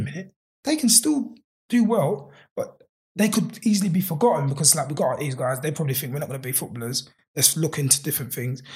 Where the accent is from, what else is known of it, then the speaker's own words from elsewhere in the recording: London, United Kingdom; I'm from Peckham